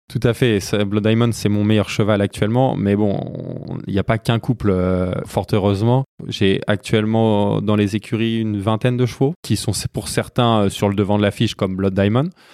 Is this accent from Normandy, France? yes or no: yes; Rouen, Normandy, France; je suis né à Rouen, en Normandie, où je vis actuellement.